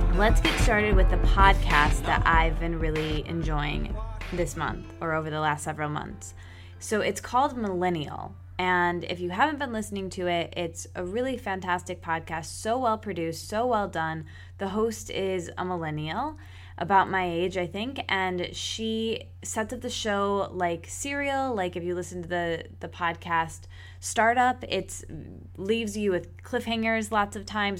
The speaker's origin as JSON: {"language": "English", "town": "East Lansing", "region": "Michigan", "country": "United States", "tie": "born or raised there", "moved": "yes", "said": "my hometown where I grew up in East Lansing"}